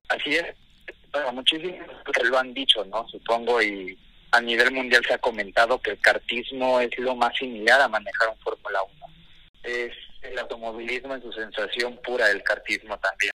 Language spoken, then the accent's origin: Spanish; Mexico; Por ser mexicano